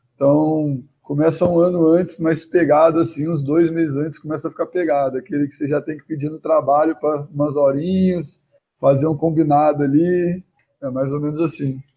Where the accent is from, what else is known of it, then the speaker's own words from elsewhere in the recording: Espírito Santo, Brazil; now in Belo Horizonte, Brazil; eu moro em Belo Horizonte atualmente, mas sou lá do Espírito Santo